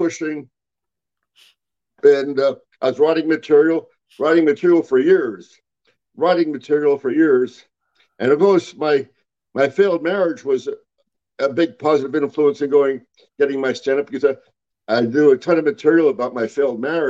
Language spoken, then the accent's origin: English; Pennsylvania, United States; I'm from Pennsylvania